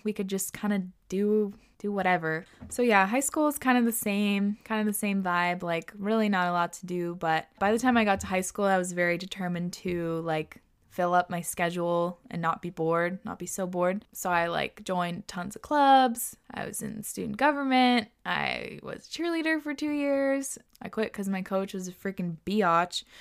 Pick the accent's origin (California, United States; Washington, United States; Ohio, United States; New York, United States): Washington, United States; Whidbey Island; growing up on Woodby